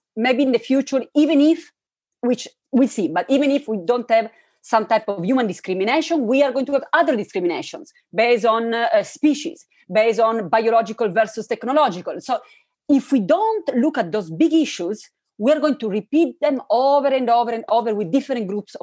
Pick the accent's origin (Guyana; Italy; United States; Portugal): Italy; Turin, Piedmont; I was raised in Italy, in an interesting city, Turin, where there are many different souls